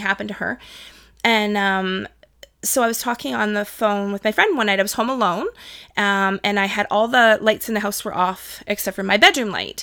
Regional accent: Toronto, Ontario, Canada; also born or lived in Whitby; I grew up in Toronto, moved to Whitby when I was nine years old

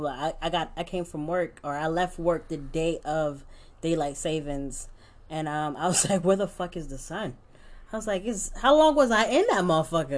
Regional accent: New York City, New York, United States; moved away; growing up in New York

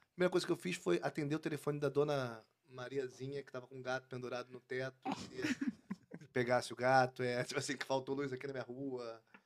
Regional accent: Rio de Janeiro, Brazil; sou do, do Recreio, sou do Rio. É, eu até morei antes é, em outro lugar, mas cheguei no Recreio em 93, com 5 anos. Então, sou do Recreio

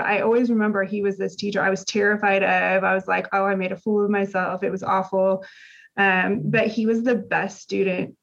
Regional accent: Indiana, United States; moved away as an adult; now in Texas, United States; I grew up in Indiana. So we've lived in Texas

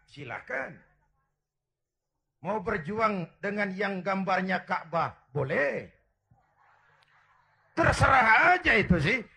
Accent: Kebayoran, Jakarta, Indonesia; born there; Bahwa saya lahir di Kebayoran, itu sih kebetulan.

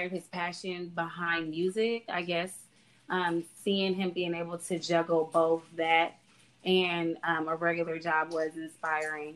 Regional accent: the South, United States; we're from the South

